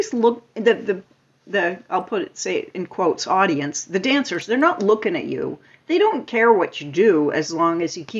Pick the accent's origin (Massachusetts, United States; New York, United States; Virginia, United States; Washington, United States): Massachusetts, United States; Lincoln; now in Falmouth, United States; I grew up in Lincoln, Massachusetts, and Ted Sinella had these dances